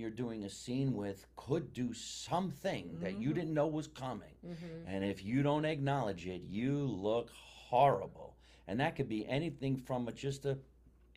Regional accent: New Jersey, United States; I am from New Jersey.

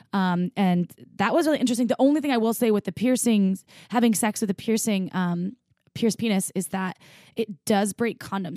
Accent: Midwest, United States; moved away; I grew up in the Midwest

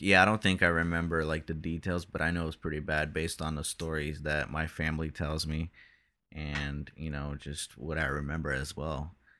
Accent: Brazil; we're both from Brazil

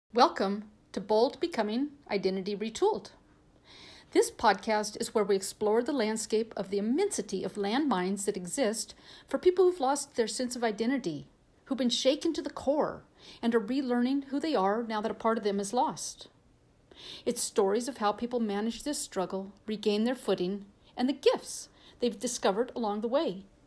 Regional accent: San Francisco Bay Area, California, United States; I'm I'm from the San Francisco Bay Area

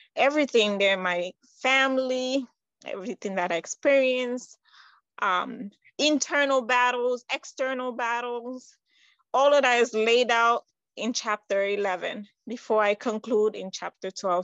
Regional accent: New York, United States; also born or lived in Conakry, Guinea; I was born in Guinea Conakry, that's on the west side. Um, I would say right next to Senegal, around Ghana. And I came to the United States when I was nine years old. So I pretty much grew up in New York

